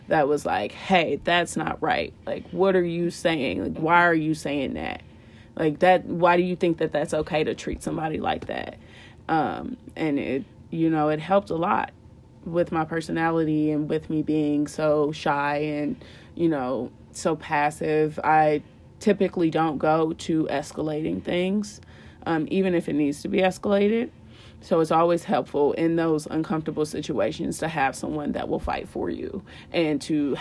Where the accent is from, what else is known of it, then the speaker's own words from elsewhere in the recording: Indiana, United States; our background, we born and raised in Indiana